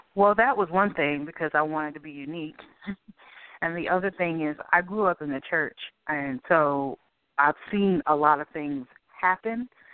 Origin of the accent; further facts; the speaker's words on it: Boston, Massachusetts, United States; now in Durham, United States; Boston was cold. That's the best description I can give. Um, it was a great place to grow up